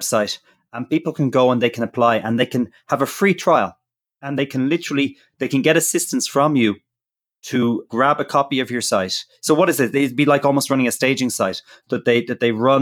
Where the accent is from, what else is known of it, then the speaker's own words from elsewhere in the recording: Ireland; I'm properly Irish